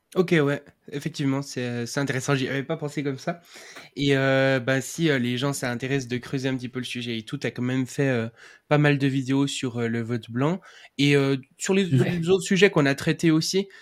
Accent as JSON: {"language": "French", "country": "Switzerland", "said": "je suis suisse"}